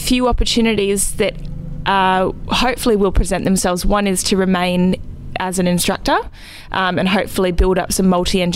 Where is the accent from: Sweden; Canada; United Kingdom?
Canada; Vancouver, British Columbia; moved away as an adult; now in Western Australia, Australia; after being born and raised in Vancouver